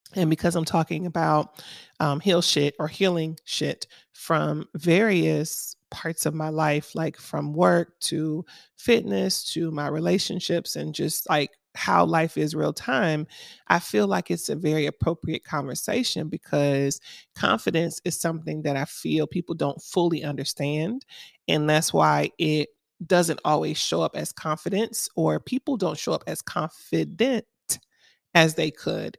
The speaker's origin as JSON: {"language": "English", "town": "Miami", "region": "Florida", "country": "United States", "moved": "yes", "lives_now": "Atlanta, United States", "said": "I'm from Miami, Florida originally, so we didn't have seasons. Our only season was summer."}